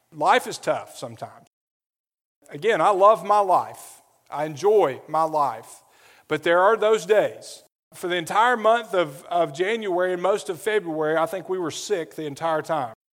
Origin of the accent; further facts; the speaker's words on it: Adamsville, Alabama, United States; moved away as an adult; also born or lived in New Orleans; where I grew up in Adamsville